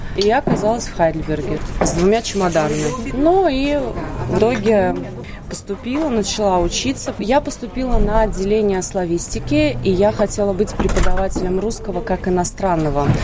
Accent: Riga, Latvia; moved away as an adult; also born or lived in Germany; now in Vienna, Austria; Я же из Латвии

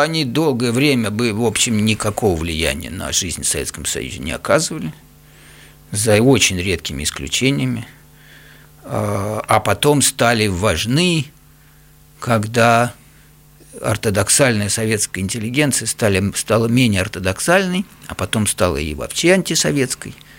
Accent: Russia; moved away; я вырос в России, я русский по, по культуре, по воспитанию

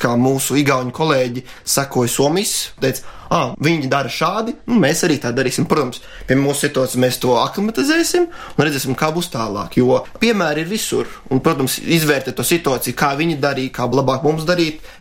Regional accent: Latvia; moved away as an adult; Esmu viens no reemigrējušiem latviešiem, jo pēc vidusskolas devos mācībās ārzemēs.

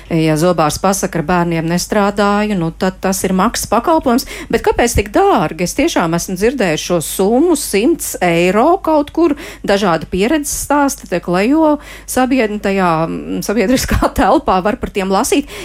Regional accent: Jēkabpils, Jēkabpils Municipality, Latvia; Esmu no Jēkabils un tuvākais zobārsts akūtā gadījumā ir tikai ogrē.

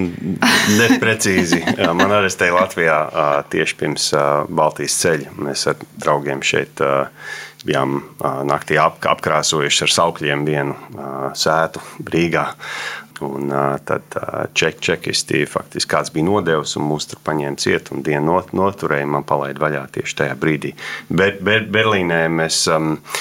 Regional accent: Sydney, New South Wales, Australia; moved away as an adult; also born or lived in United States; now in Latvia; mēs uzaugām Sidnejā

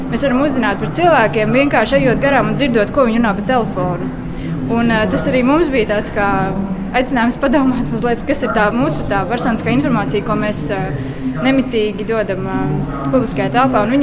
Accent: Latvia; Sāra ir no Trīs. Serbijas, Milašs ir no Melnkalnes un es esmu no Latvijas.

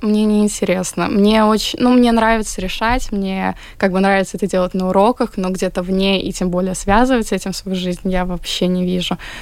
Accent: Latvia; я как бы родилась здесь, всю жизнь поглощаю эту культуру

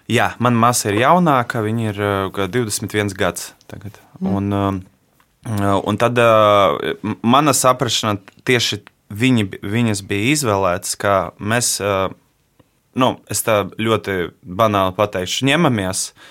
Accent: Riga, Latvia; es piedzimu šeit, un visu mūžu šeit nodzīvoju. Piedzimu Rīgā, esmu pridzinieks

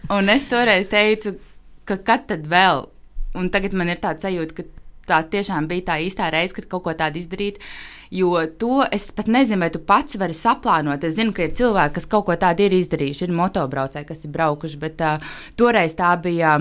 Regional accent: Latvia; es esmu dzimusi jau brīvā Latvijā

